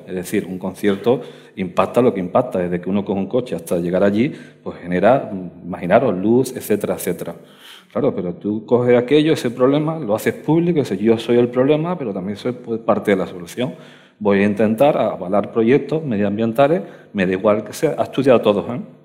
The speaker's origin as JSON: {"language": "Spanish", "town": "Alcalá de los Gazules", "region": "Andalusia", "country": "Spain", "moved": "yes", "lives_now": "Madrid, Spain", "said": "mi tierra, yo soy de Cádiz, de Alcalá de los Gazules"}